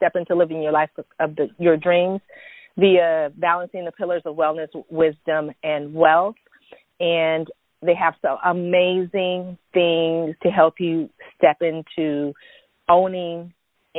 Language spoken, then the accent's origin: English; San Francisco Bay Area, California, United States; I'm from Cali and I roll all the way in the San Francisco Bay Area. I'm a Silicon Valley girl